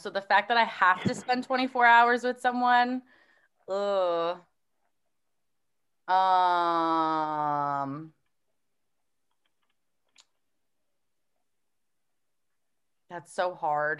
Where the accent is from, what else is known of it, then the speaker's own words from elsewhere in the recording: Woodbridge, New Jersey, United States; I grew up in Woodbridge.